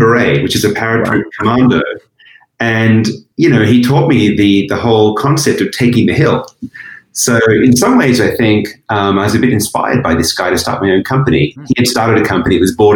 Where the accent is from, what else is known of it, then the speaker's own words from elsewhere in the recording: Australia; moved away as an adult; also born or lived in Asia; I was born in Australia. It's a beautiful country. I was lucky to grow up there.